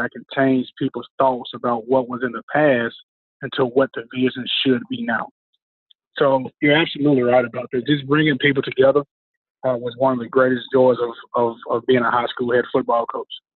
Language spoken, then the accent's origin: English; Memphis, Tennessee, United States; my hometown of Memphis